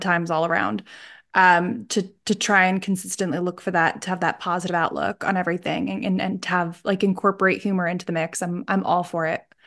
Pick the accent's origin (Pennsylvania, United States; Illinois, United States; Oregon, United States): Pennsylvania, United States; Scranton; I'm from Scran-, like, Scranton area, Pennsylvania